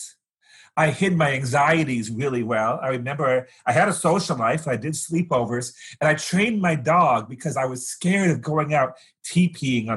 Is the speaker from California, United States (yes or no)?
yes; Fresno, California, United States; I grew up in Fresno, California, a desert kind of town that's been irrigated